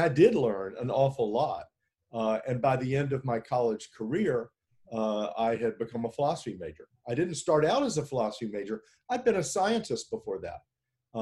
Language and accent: English; Memphis, Tennessee, United States; I grew up in Memphis, Tennessee during the Vietnam War.